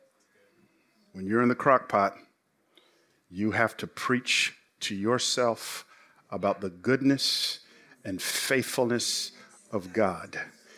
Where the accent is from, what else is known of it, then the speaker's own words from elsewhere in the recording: Atlanta, Georgia, United States; also born or lived in College Park, Georgia / Memphis; I grew up in Atlanta